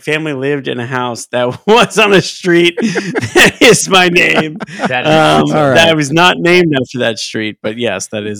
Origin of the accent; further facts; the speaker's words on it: South Florida, United States; also born or lived in Glen Cove, New York; I grew up in South Florida